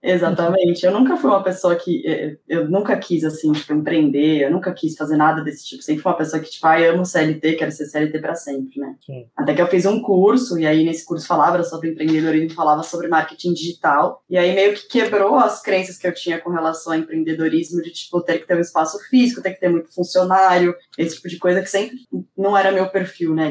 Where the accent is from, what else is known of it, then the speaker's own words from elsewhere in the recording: São Paulo, Brazil; Deu pra ver que eu sou paulista mesmo, né? Porque eu falo bastante meu